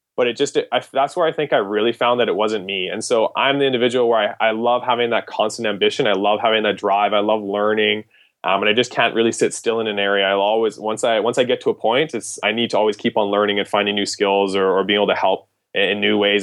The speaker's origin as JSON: {"language": "English", "country": "Canada", "said": "as a Canadian applying to American medical schools"}